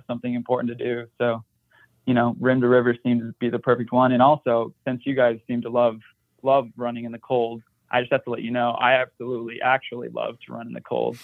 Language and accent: English; Michigan, United States; I'm from Michigan and I played high school soccer in the snow